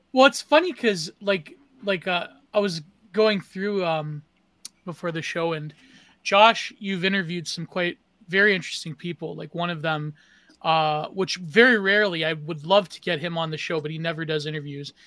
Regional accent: Canada; I I come from the first post-national country up to the north of America

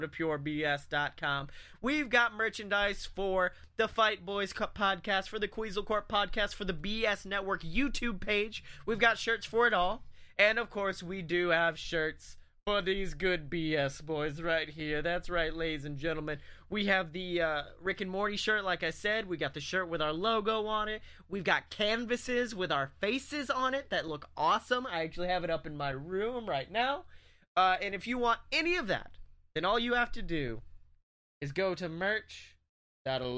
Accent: Oxford, Alabama, United States; I'm from there.

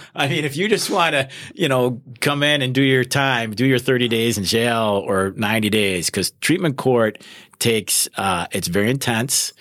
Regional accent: Wisconsin, United States; moved away as an adult; also born or lived in Minnesota; I was, uh, born and raised in Wisconsin

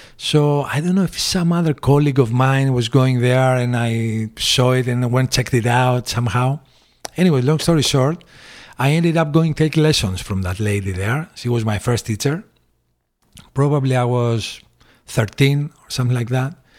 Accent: Corfu, Ionian Islands, Greece; moved away as an adult; also born or lived in Piraeus, Athens, Greece / Phoenix; we moved to the island when I was probably eight or nine years old

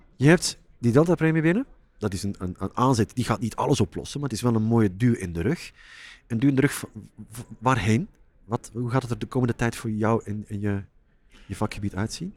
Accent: Flanders, Belgium; moved away as an adult; now in Netherlands; ik werk al jaren, nou, 17 jaar ondertussen, als Vlaming in Nederland

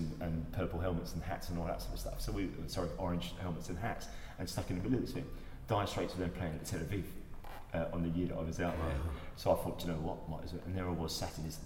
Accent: London, United Kingdom; moved away as an adult; now in Chippenham, United Kingdom; I grew up in Notting Hill

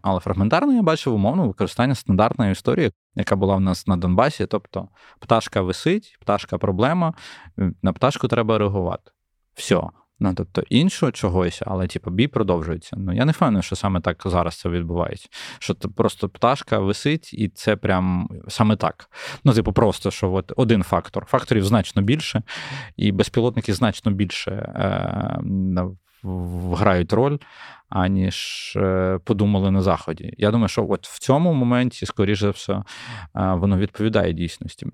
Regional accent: Ukraine; як українцю

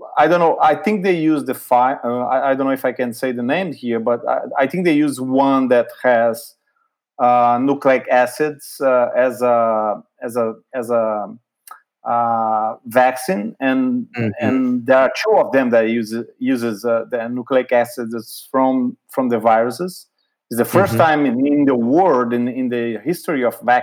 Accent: Brazil; moved away as an adult; also born or lived in Boston, United States; now in United States; I'm from Brazil, right? I live in the U.S. for more than 20 years now

